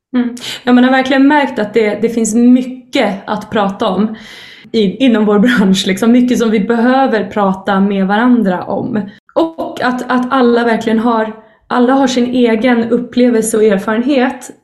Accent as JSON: {"language": "Swedish", "country": "Sweden", "said": "som vi svenskar liksom, pratar flytande"}